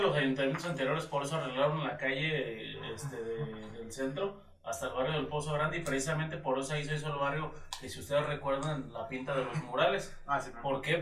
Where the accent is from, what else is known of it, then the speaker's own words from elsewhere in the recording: Paracho, Michoacán, Mexico; soy de Paracho